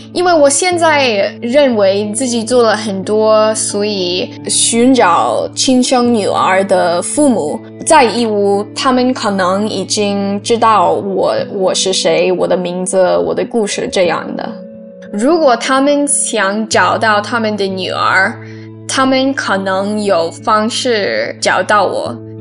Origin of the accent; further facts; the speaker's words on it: New York, United States; also born or lived in Yiwu, China; 我是在义乌出生的，然后被单身美国妈妈，呃，领养到美国的纽约州